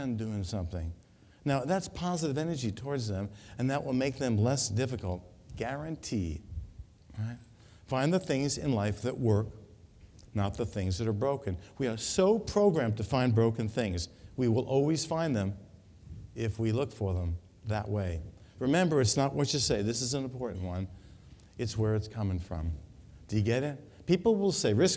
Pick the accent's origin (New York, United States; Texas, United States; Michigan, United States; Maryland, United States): New York, United States; moved away; I come from New York